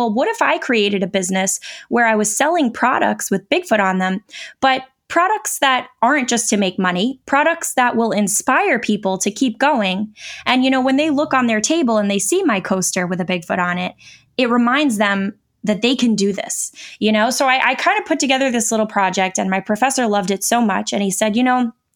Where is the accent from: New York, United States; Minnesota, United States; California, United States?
New York, United States; moved away; I am from New York, so that was close to where I lived at the time